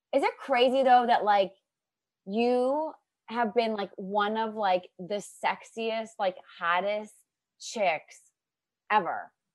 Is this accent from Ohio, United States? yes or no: yes; near Akron, Ohio, United States; moved away; I'm from Ohio